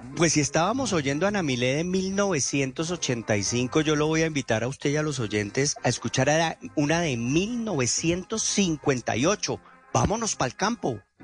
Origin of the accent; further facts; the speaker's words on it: Popayán, Cauca, Colombia; en Popayán, de donde yo vengo